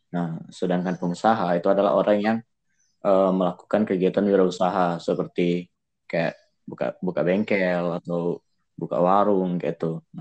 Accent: Prabumulih, South Sumatra, Indonesia; Uh, kalau saya sendiri dari Prabu Muli, Provinsi Sumatera Selatan ya.

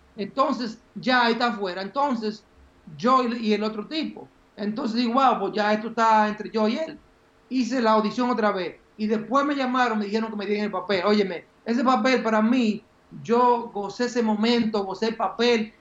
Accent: Baitoa, Santiago, Dominican Republic; now in United States; yo nací en, un campo que se llama Baitoa, que queda en Santiago, en las lomas de Santiago

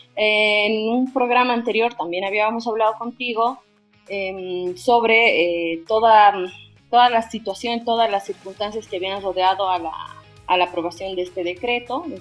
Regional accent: Bolivia

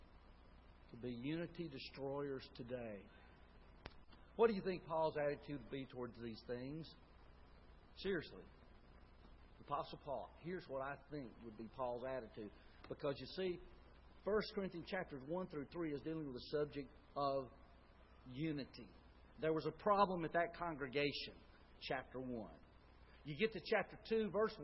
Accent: Tuscaloosa, Alabama, United States; I grew up in Tuscaloosa

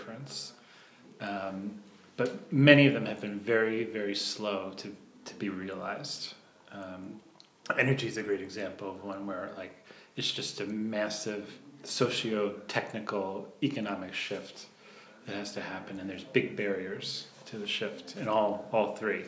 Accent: southern New Jersey, United States; In New Jersey, in southern New Jersey, at the beach, in a resort town

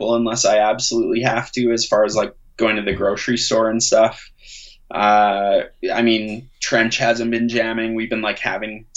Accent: Calgary, Alberta, Canada; growing up in Calgary

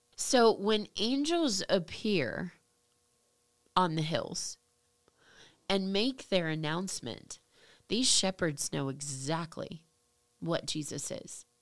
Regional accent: United States; as an American, as you know somebody from over here

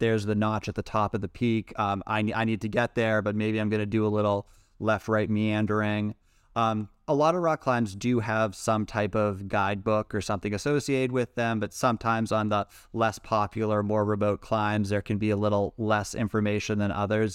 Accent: Massachusetts, United States; now in San Francisco Bay Area, United States; growing up in Massachusetts

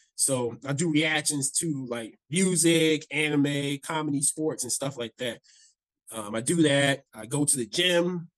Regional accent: Browns Mills, New Jersey, United States; I grew up in New Jersey. Um, I always say because nobody knows what this town is, so I always say near Fort Dix. So I grew up in this small town called Browns Mills

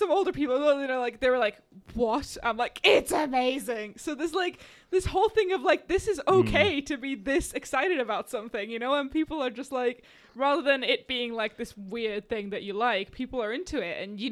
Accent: Slovakia; moved away; I grew up in Slovakia

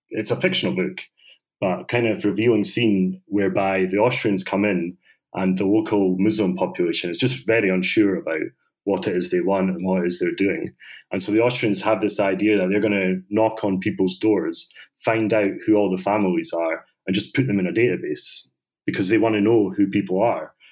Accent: Bosnia & Herzegovina; I'm from Bosnia and we have our Nobel Prize winning book called Bridge on the Drina.

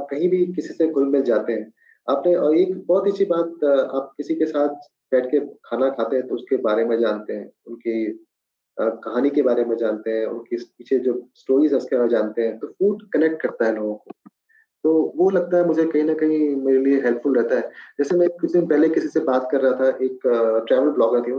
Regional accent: Bihar, India; मेरे favourite dishes मुझे बिहारी खाना बहुत पसंद है खासकर क्योंकि मेरा बचपन बिहार में गुजरा है तो बिहार की हर एक चीजें

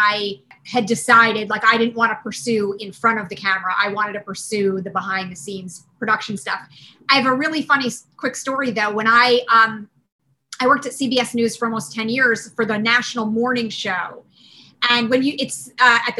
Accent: Cherry Hill, New Jersey, United States; I grew up outside of Philadelphia in South Jersey in a town called Cherry Hill.

